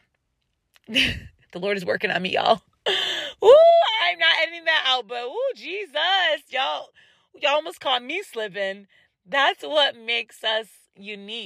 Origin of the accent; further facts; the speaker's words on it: United States; I'm an American